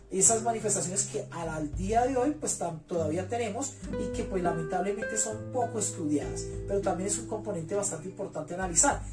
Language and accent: Spanish; Bogotá, Colombia; now in Facatativá, Colombia; habito en el municipio de Facatativá, soy bogotano